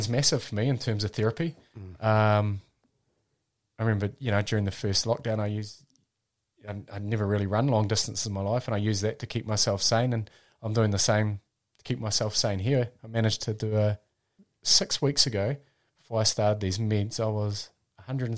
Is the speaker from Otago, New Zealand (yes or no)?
no; Wairarapa, Napier, Hawke's Bay, Wellington, New Zealand; I was born in the Wairarapa and lived there till the age of 10, and then we moved to Napier